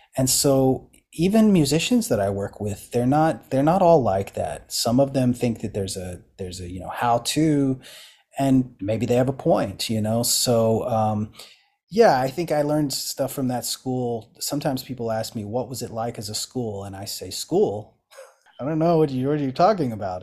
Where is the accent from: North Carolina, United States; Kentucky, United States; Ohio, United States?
Kentucky, United States; eastern; moved away; I grew up in Appalachian Kentucky, uh, s, eastern Kentucky